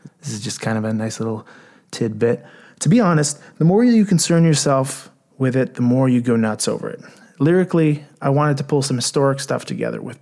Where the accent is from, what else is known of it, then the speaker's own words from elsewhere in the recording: Canada; from a Canadian perspective